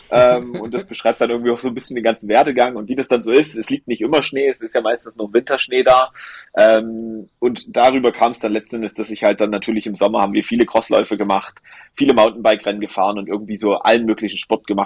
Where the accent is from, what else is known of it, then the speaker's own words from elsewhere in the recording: Holzhau, Saxony, Germany; meine Oma, mein Opa waren quasi bei uns im Erzgebirge, wo ich gebürtig herkomme, aus Holzhau, wo man noch Bäume gefällt hat mit der Axt. Ähm, da komme ich her